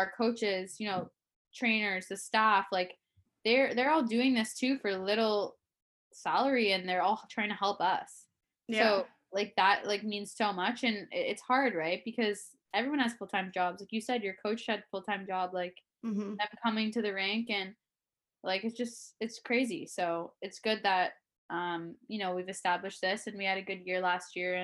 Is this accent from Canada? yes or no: yes; Toronto, Ontario, Canada; moved away as an adult; also born or lived in Boston; being in my hometown growing up